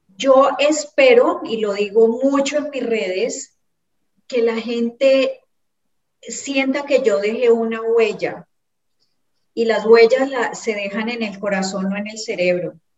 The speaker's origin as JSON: {"language": "Spanish", "town": "Cali", "region": "Valle del Cauca", "country": "Colombia", "moved": "as an adult", "lives_now": "Ecuador", "said": "mía como caleña"}